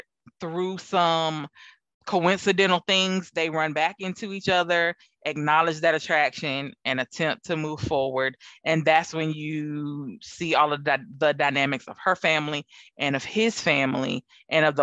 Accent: the South, United States; I'm from the South

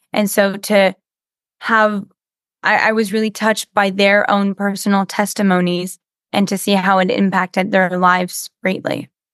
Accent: Canada; I do a lot of dubbing in French because I'm French Canadian

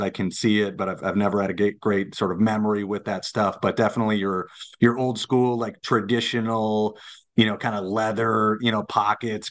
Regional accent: Lakeville, Minnesota, United States; I'm a Lakeville guy, so I grew up in Lakeville

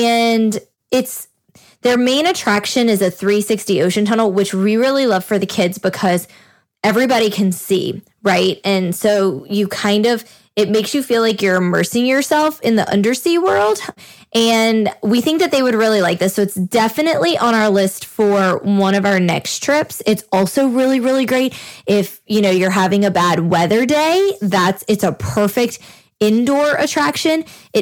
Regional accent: New Orleans, Louisiana, United States; we're from New Orleans

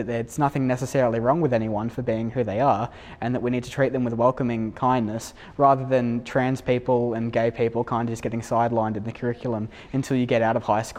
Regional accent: Sydney, New South Wales, Australia; I come from Western Sydney

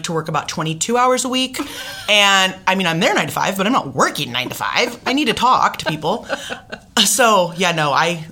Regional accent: Renton, Washington, United States; I'm from Renton

